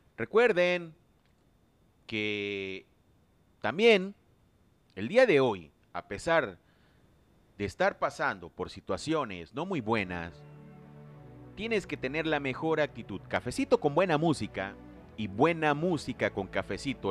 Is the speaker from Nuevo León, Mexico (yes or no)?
no; Lerdo de Tejada, Veracruz, Mexico; mi gente de Ciudad Lerdo de Tejada, Veracruz, México, mi tierra natal